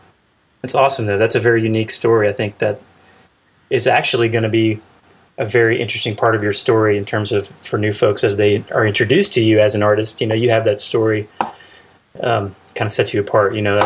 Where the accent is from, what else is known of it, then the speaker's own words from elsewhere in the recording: Russellville, Arkansas, United States; moved away; I'm from Arkansas originally. Really? Yeah, well, yeah. Russellville.